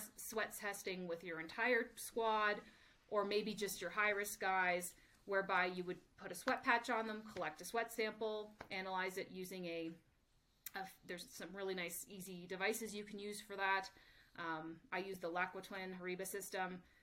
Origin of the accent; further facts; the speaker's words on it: Canada; moved away as an adult; also born or lived in United States; I'm originally from Canada, so spent five years working in the Canadian Olympic system